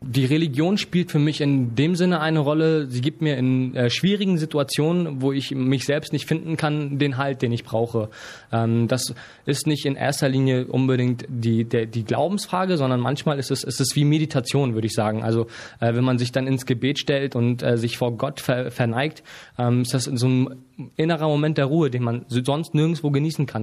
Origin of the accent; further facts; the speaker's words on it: Hamburg, Germany; bin aber in Deutschland geboren und aufgewachsen und lebe jetzt schon seit 23 Jahren hier